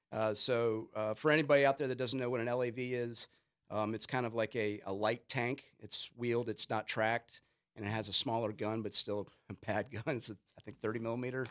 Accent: Richmond, Virginia, United States; moved away; I grew up skating in Richmond and that was kinda that scene

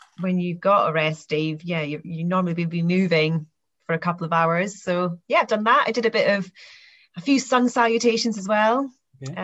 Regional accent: Aberdeenshire, Scotland, United Kingdom; I grew up here in Aberdeenshire and grew up on a farm

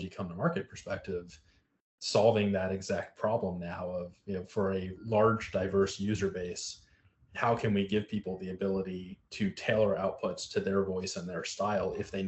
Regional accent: South Florida, United States; I grew up mostly in South Florida

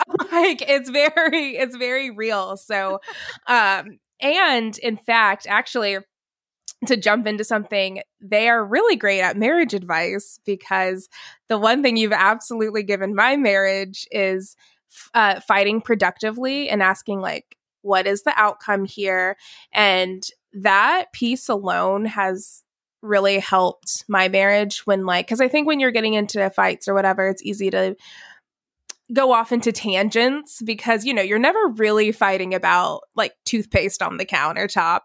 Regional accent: Alpharetta, Georgia, United States; also born or lived in Atlanta / Dallas; I am from Atlanta, grew up in Alpharetta

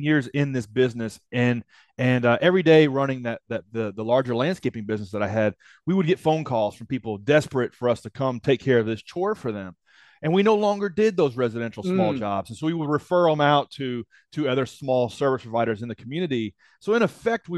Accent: Nashville, Tennessee, United States; my hometown of Nashville, Tennessee

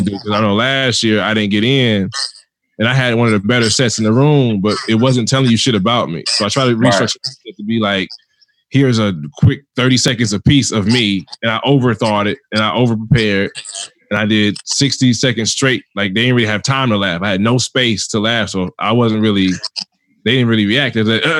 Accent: Cleveland, Ohio, United States; I'm from Cleveland

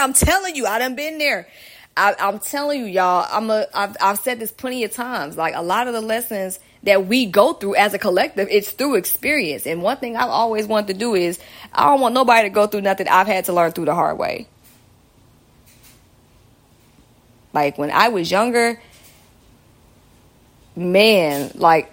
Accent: Georgia, United States; accent: southern; my southern accent

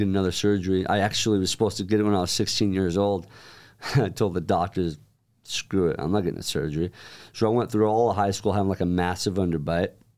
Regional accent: Centerville, Utah, United States; moved away as an adult; also born or lived in Oklahoma; now in Pleasant Grove, United States; about a year later, my parents moved up to Centerville. It's right next to Farmington, right next to Lagoon. And was raised there

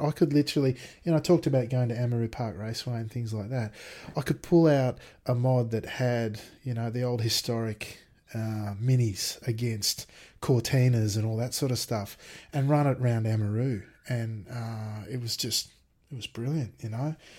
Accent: Sydney, New South Wales, Australia; also born or lived in Bathurst; I grew up in Sydney

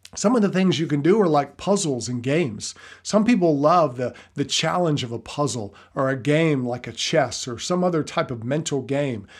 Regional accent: the South, United States; I'm from the South

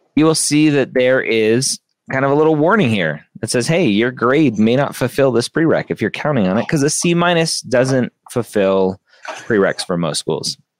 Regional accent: Southern California, United States; I grew up in Southern California

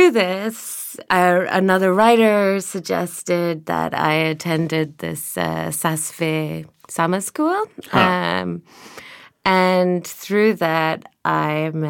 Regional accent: Glasgow, Scotland, United Kingdom; moved away as an adult; now in Berlin, Germany; I moved to Berlin when I was 21 from Glasgow.

